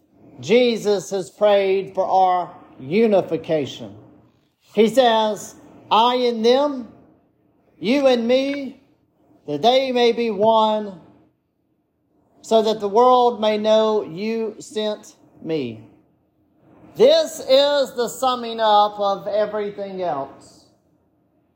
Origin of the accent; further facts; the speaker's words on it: United States; I come from Jones County, where there are two Baptist churches next to each other